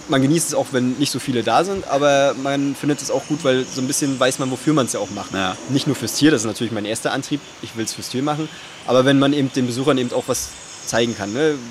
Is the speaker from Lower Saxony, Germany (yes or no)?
no; Rostock, Mecklenburg-Vorpommern, Germany; moved away; also born or lived in Leipzig; ich komme ursprünglich aus Rostock